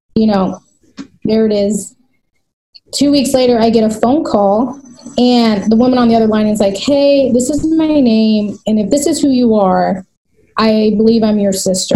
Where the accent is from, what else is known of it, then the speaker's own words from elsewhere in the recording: United States; I'm back into my hometown where I live now, and it's very diverse. It's one of the diverse, most diverse cities in America